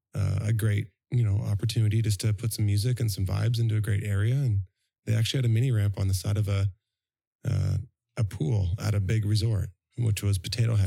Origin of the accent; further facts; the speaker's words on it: Toronto, Ontario, Canada; moved away as an adult; now in Vancouver, Canada; I'm actually from Toronto, living in Vancouver for eighteen years. Next year is a pivotal year because I lived in Toronto for nineteen.